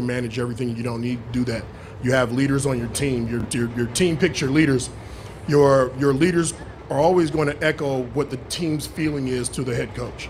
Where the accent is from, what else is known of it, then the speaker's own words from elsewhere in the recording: Sacramento, California, United States; moved away as an adult; also born or lived in Los Angeles, California / Arizona / Chicago; I was raised in Sacramento